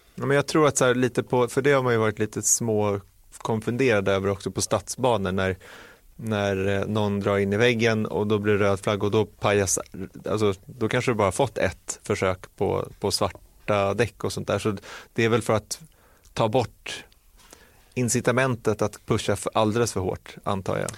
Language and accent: Swedish; Sweden; som svensk